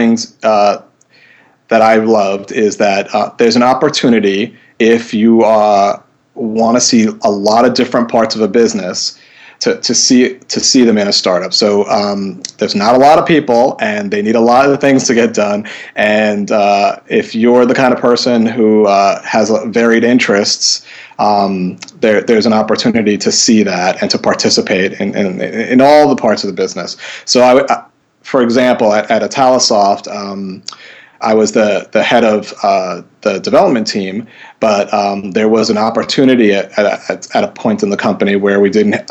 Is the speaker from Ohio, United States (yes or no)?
no; New York City, New York, United States; moved away as an adult; now in Northampton, United States; I grew up in New York City